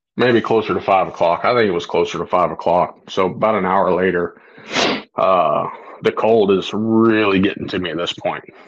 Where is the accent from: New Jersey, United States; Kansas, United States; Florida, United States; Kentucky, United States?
Florida, United States; I grew up hunting in Florida